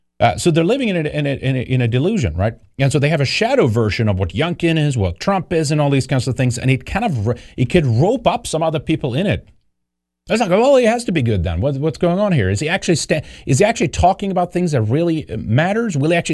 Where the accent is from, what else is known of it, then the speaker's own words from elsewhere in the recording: Sweden; I don't like socialism either. I grew up under that in Sweden.